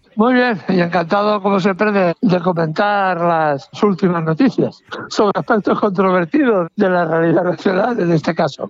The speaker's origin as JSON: {"language": "Spanish", "country": "Spain", "said": "en mi país"}